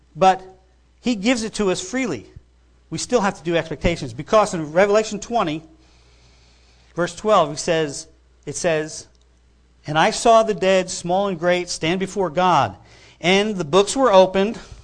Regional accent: New York, United States; I grew up in New York

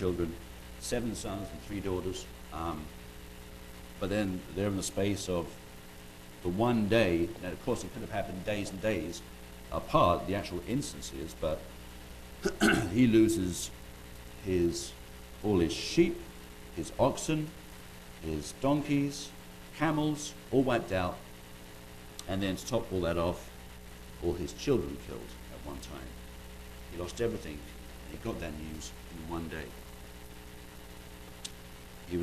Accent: United Kingdom; moved away; being British

